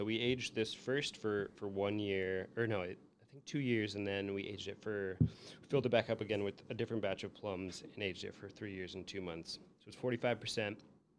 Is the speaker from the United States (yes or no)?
yes; Minnesota, United States; born or raised there; now in Chicago, United States